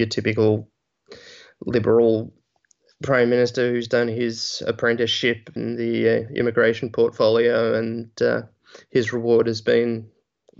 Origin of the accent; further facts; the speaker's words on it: Australia; moved away as an adult; also born or lived in United States; I am from Australia originally